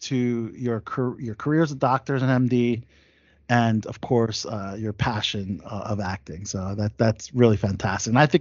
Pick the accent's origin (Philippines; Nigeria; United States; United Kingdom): Philippines; I'm Filipino